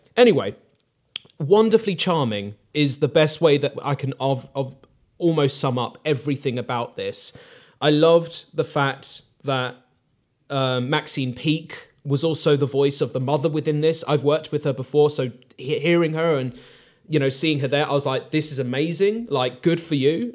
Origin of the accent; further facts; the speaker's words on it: United Kingdom; Aardman is ingrained in British culture and it's a part of, um, you know, our upbringing